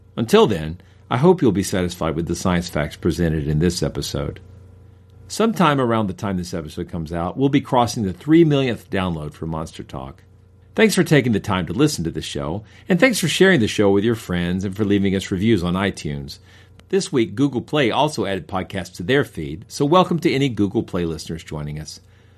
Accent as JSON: {"language": "English", "town": "Cartersville", "region": "Georgia", "country": "United States", "tie": "born or raised there", "said": "my hometown of Cartersville, Georgia."}